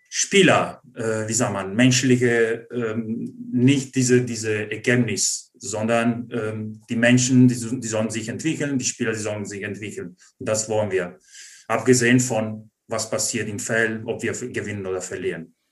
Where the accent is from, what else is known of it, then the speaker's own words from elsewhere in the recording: Treviso, Veneto, Italy; German is a second language; moved away as an adult; now in Germany; als Italiener und Ausländer